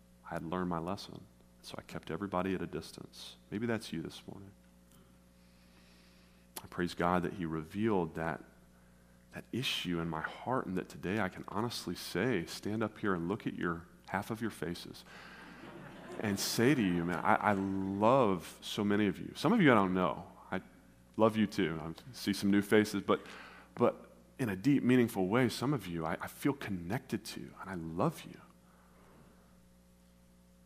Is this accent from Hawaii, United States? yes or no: no; West Tennessee, United States; moved away as an adult; also born or lived in South Carolina / Nashville, Tennessee / northern Indiana; now in St. Louis, United States; I grew up in West Tennessee